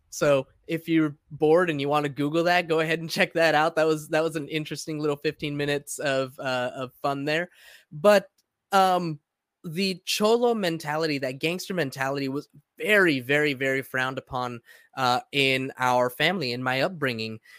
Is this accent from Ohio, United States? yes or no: no; San Diego, California, United States; first language Spanish; English is a second language; also born or lived in Los Angeles; I was, uh, five or six years old when we moved to, from L A to San Diego